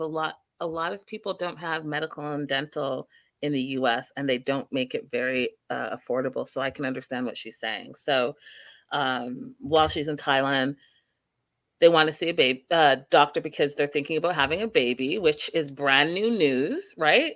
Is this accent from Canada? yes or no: yes; Canada; now in United States; even as a Canadian and coming to America